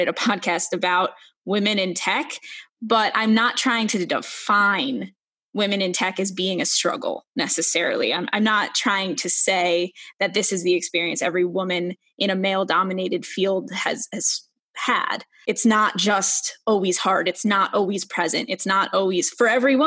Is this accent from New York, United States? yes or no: yes; New York City, New York, United States; now in Wisconsin, United States; I am from Brooklyn